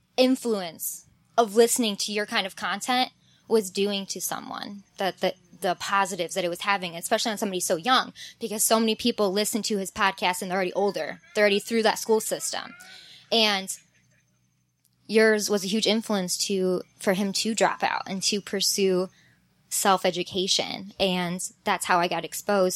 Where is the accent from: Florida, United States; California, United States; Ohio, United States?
Ohio, United States; Cleveland; I was from Cleveland